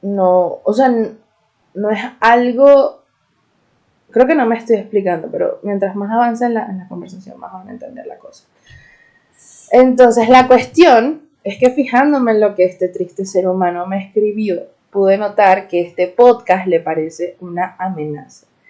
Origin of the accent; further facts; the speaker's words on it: Venezuela; soy una Jeda de Venezuela